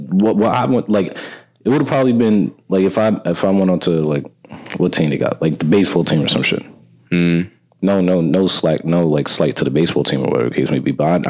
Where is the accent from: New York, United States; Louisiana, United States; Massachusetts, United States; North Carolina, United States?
New York, United States; New York City; They knew I was from New York City.